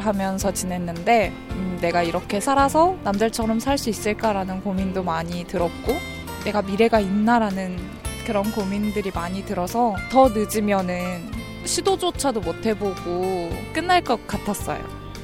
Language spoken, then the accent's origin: Korean; Gwangju, South Korea; now in Seoul, South Korea; 제가 고향이 광주인데 영화에 대한 꿈을 가지고 상경을 하게 됐어요.